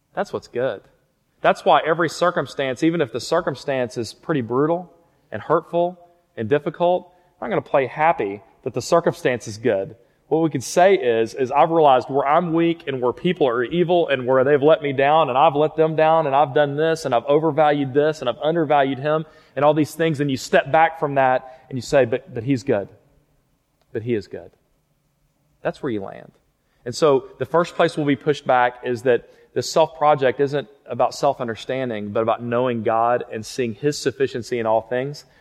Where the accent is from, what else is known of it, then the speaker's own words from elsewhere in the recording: Fort Worth, Texas, United States; moved away as an adult; now in Lubbock, United States; I grew up in Fort Worth, just right down the road, and went to Southwest High School